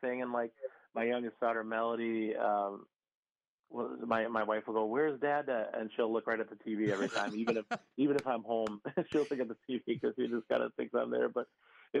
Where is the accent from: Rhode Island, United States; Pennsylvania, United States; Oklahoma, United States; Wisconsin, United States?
Wisconsin, United States; Pewaukee; also born or lived in Chicago, Illinois; I basically grew up in like the Pewaukee and Harland area